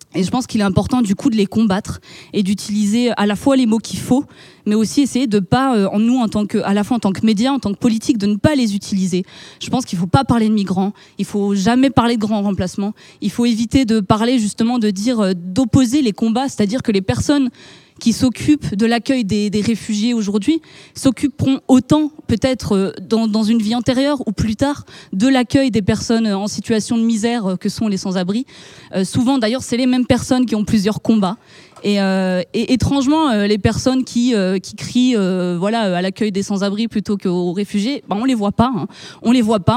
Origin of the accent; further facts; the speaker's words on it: France; en tant que Français, de par notre histoire